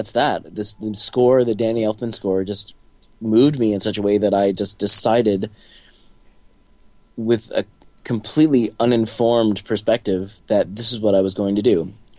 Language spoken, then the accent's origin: English; New Jersey, United States; I grew up in New Jersey, in a family of artistically inclined people, but not of any professional artists.